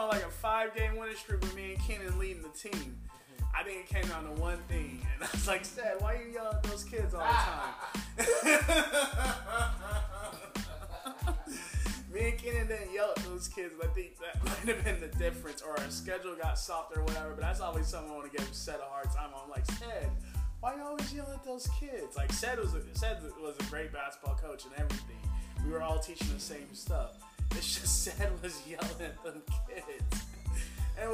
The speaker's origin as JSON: {"language": "English", "region": "Indiana", "country": "United States", "moved": "yes", "lives_now": "Utah, United States", "said": "I'm from Indiana, and we're all from Indiana"}